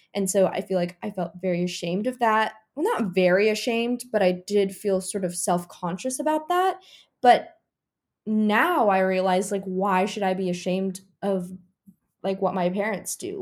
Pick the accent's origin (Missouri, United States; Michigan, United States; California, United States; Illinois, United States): Missouri, United States; Rolla; moved away; But growing up, I grew up in Raleigh, Missouri